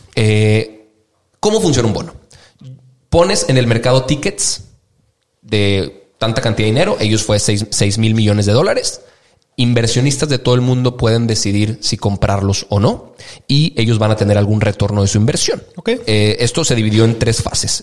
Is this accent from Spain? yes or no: no; Mexico; nosotros como mexicanos